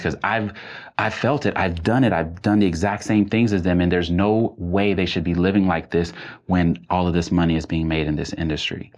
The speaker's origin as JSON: {"language": "English", "town": "Nashville", "region": "Tennessee", "country": "United States", "tie": "born or raised there", "said": "I grew up in Nashville, Tennessee"}